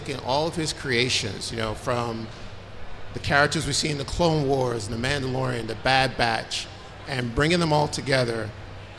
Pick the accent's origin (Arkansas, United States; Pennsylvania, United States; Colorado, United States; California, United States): Pennsylvania, United States; Philadelphia; We are from Philadelphia, Pennsylvania